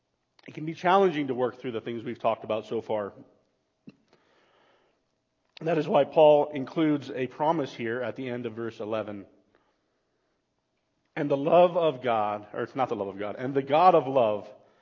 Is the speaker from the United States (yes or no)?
no; Bolivia; Personal space didn't exist when I grew up in Bolivia.